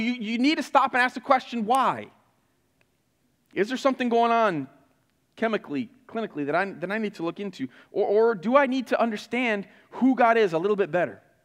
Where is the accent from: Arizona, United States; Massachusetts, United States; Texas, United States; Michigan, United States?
Michigan, United States; Flint; moved away; I grew up in Flint